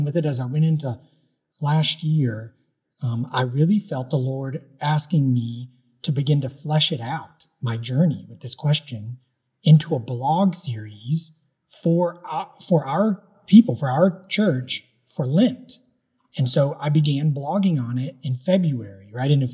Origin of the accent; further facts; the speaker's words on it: United States; those of us who lived in this country, when we were born here, we grew up American.